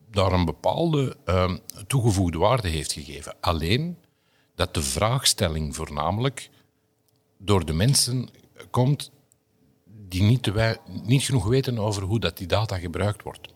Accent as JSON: {"language": "Dutch", "town": "Antwerp", "region": "Flanders", "country": "Belgium", "said": "Bij ons in Antwerpen"}